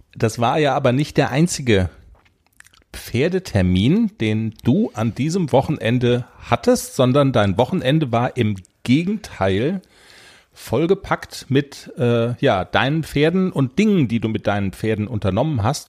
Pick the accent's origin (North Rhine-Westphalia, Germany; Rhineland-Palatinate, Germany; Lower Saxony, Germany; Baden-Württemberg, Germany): Baden-Württemberg, Germany; Black Forest; bei uns im Schwarzwald